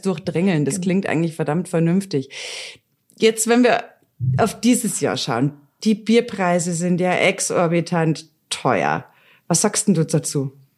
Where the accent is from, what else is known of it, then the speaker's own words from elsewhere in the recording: Bavaria, Germany; das gehört ja zu unseren bayerischen Traditionen mit dazu